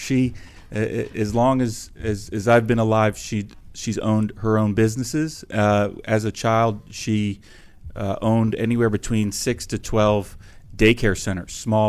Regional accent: Potomac, Maryland, United States; also born or lived in Upper Marlboro, Maryland; I grew up, until I was in third grade, I grew up in Prince George's County in Upper Marlboro, Maryland. Then I moved to Potomac, Maryland.

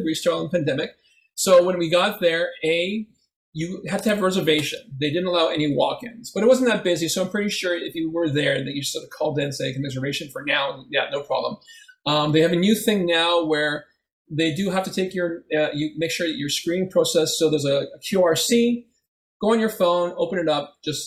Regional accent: Philippines; also born or lived in Etobicoke, Toronto; now in Toronto, Canada; we're Filipino

